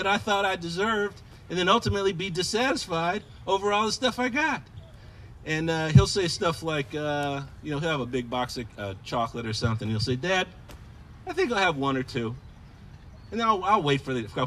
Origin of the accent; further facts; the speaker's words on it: Michigan, United States; also born or lived in Ohio; we moved when I was 6 to Michigan